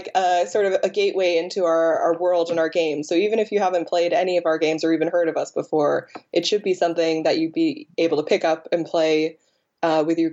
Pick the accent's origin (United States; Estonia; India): United States; now in England; as an American in England